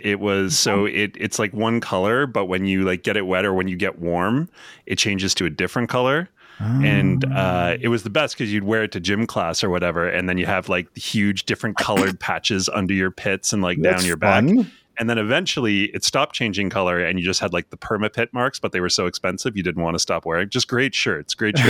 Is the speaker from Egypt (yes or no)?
no; Canada; I'm Canadian, too.